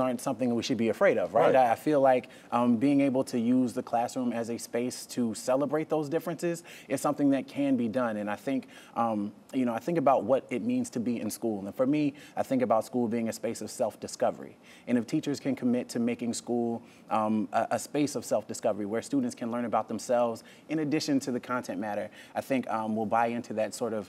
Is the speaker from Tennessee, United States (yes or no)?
no; North Carolina, United States; being in my hometown